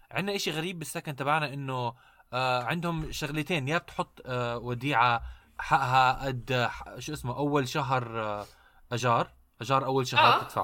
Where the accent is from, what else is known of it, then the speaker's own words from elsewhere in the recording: Iraq; انا عراقي بسجل بأوضتي